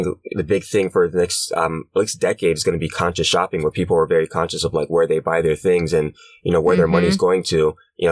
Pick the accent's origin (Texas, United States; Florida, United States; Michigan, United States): Florida, United States; South; now in Brooklyn, United States; I was born here in East Flatbush, Brooklyn, and I moved from here when I was about 2 or 3 years old. So I was raised in South Florida.